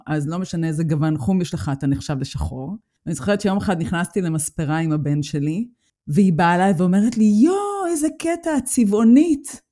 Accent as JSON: {"language": "Hebrew", "country": "Israel", "tie": "born or raised there", "moved": "as an adult", "lives_now": "Germany", "said": "אני הגעתי מישראל"}